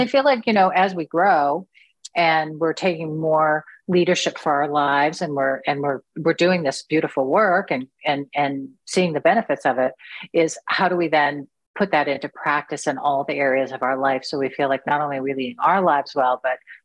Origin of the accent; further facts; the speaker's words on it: United States; I'm just an American